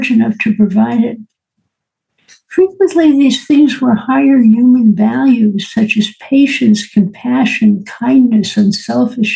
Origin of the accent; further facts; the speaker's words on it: New York City, New York, United States; Born and raised in New York City